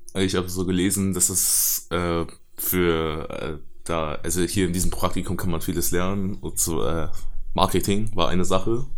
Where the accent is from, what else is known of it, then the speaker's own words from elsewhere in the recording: Germany; ich bin in Deutschland geboren und meine Eltern sind in China geboren